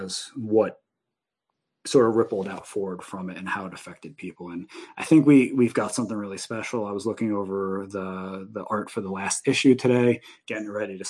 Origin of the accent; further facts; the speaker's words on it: Union Beach, New Jersey, United States; I grew up in New Jersey on the East Coast, in a little town called Union Beach